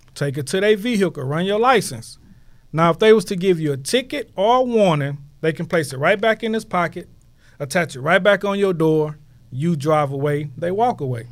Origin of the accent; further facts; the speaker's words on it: Houston, Texas, United States; I'm from Houston, man. Herm Clark, man. Born and raised